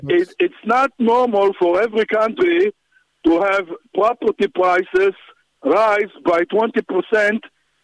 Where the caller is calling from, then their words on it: Ramat Gan, Tel Aviv District, Israel; I'm calling from Ramat Gan.